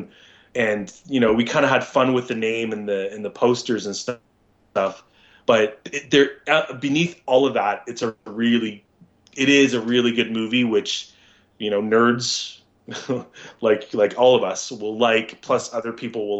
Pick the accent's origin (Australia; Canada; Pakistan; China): Canada; I'm a Canadian actor